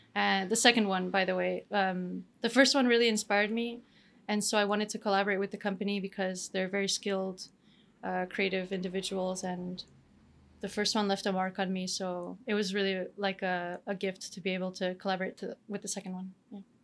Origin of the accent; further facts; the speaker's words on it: Canada; moved away as an adult; also born or lived in Romania / France / Denmark; now in Spain; I'm born in Romania. I grew up in Canada, and then I've been to I've lived a little bit shortly in other places in the world, like uh, France and Denmark, and now Spain.